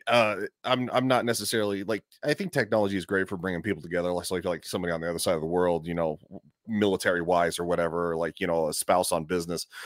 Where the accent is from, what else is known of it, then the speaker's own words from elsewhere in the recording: Colorado, United States; moved away as an adult; also born or lived in Florida; I'm from Colorado. I, I, I lived in Florida for the last eleven years